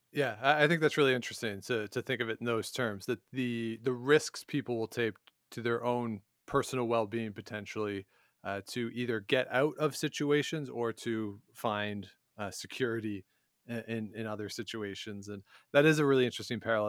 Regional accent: Canada; now in Ottawa, Canada; I'm here in Ottawa, I'm a Canadian

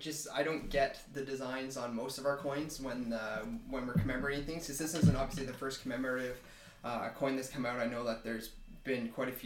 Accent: Canada; It just means that I'm here. I'm a Canadian, and this is, you know, I'm part of my country.

